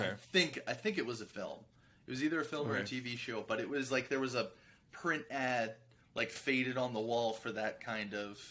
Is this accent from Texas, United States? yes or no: no; Philadelphia area, New Jersey, United States; I grew up in South Jersey, in the Philly area.